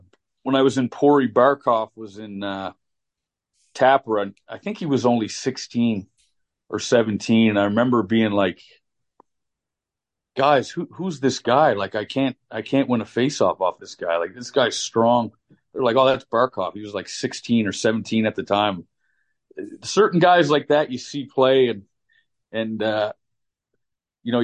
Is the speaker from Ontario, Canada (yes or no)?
no; Halifax, Nova Scotia, Canada; my hometown, Halifax.